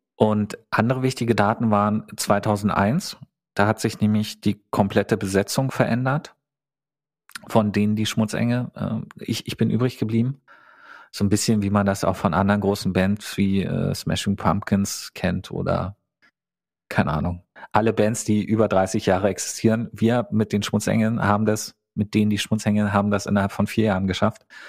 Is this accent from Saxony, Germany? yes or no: no; Teltow, Brandenburg, Germany; Ich bin in Teltow zur Schule gegangen